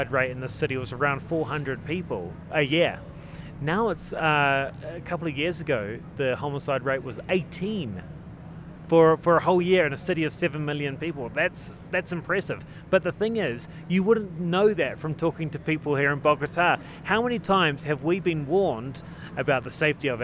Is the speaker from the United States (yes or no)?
no; New Zealand; moved away; we do in New Zealand